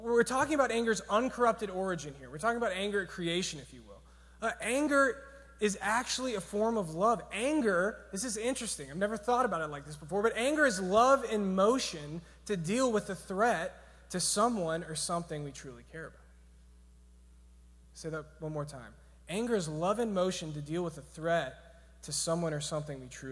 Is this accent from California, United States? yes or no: no; Georgia, United States; I'm from Georgia